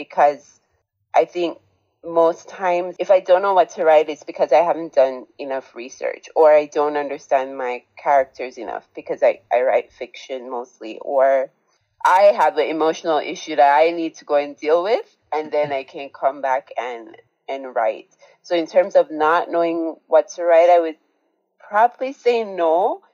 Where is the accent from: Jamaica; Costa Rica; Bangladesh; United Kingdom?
Jamaica; I was growing up in Jamaica, where I was born